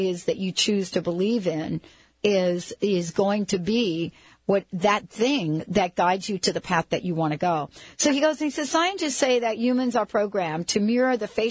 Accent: New York, United States; I grew up in New York

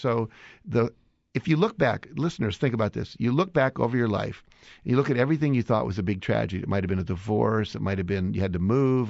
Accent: West Virginia, United States; moved away; also born or lived in Chicago; I grew up in West Virginia

